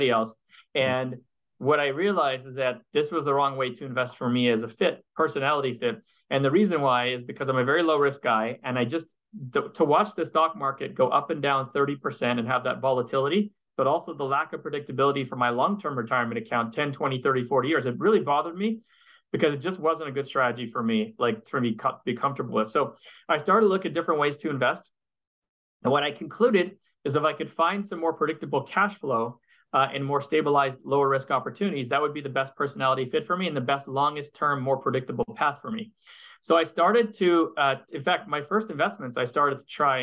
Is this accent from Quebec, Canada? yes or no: yes; Montreal, Quebec, Canada; moved away as an adult; now in United States; I'm originally from Montreal, and I spent half my life in Montreal, and I moved to the US, you know, maybe 20 years ago